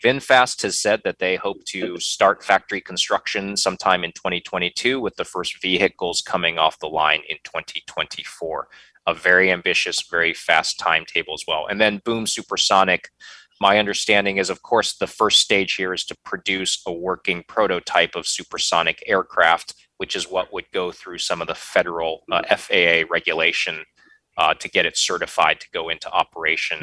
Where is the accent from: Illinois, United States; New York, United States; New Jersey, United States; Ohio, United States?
Ohio, United States; moved away as an adult; now in North Carolina, United States; Midwestern winters like I knew growing up in Ohio